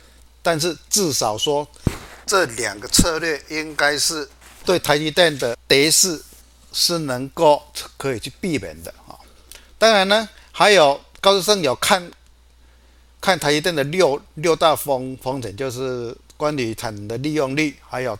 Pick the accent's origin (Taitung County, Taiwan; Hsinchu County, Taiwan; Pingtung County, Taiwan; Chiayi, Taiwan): Chiayi, Taiwan; 各位，我是金钱豹的现场朋友，大家好，我是嘉义的